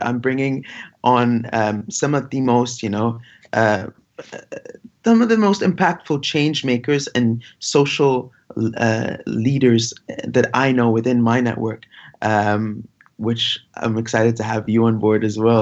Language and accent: English; Giza, Giza Governorate, Egypt; I was born in Giza, uh, next to where, you know, the famous Giza pyramids are